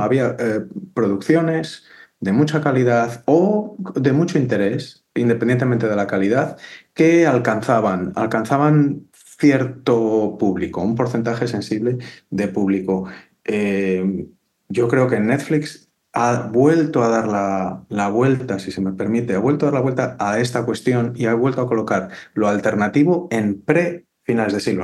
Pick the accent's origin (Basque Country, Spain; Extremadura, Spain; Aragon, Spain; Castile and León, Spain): Castile and León, Spain; Valladolid; yo soy de Valladolid